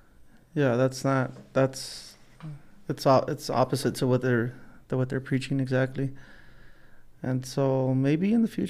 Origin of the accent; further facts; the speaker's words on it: Los Angeles, California, United States; growing up in Los Angeles, it's easy for you to do drugs. It's everywhere, you know.